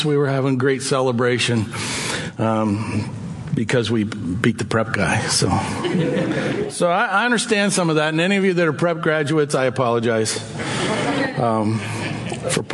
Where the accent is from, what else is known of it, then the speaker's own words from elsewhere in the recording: Corry, Pennsylvania, United States; moved away as an adult; also born or lived in St. Paul, Minnesota / Conway, Pennsylvania / Oil City, Pennsylvania / Belle Vernon, Pennsylvania; now in Erie, United States; Debbie and I are locals. We're both from Cory